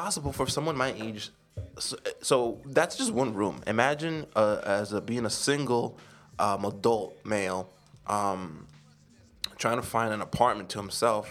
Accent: New York City, New York, United States; my neighborhood, cause I'm from Washington Heights

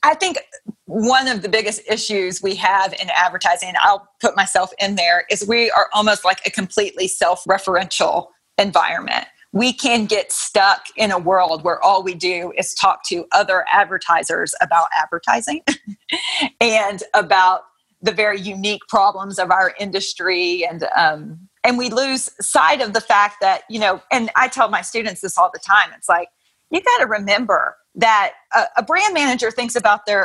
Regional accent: Texas, United States; also born or lived in Philadelphia area; I grew up here in Texas, went to school in Texas, and then ended up moving to the East Coast and working in the Philadelphia area for a while as a Texan

